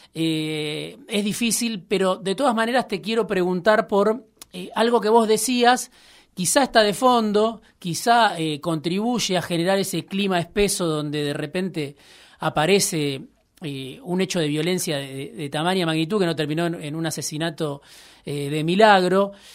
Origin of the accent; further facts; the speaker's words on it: Baradero, Buenos Aires Province, Argentina; en, mi pueblo, en Varadero, jugaba al fútbol